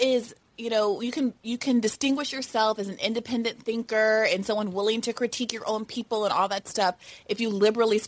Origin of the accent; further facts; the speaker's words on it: New York, United States; as a woman, as a New Yorker, as a black person